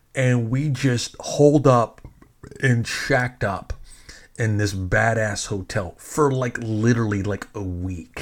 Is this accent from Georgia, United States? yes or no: no; Fort Worth, Texas, United States; also born or lived in New York; I'm actually from Fort Worth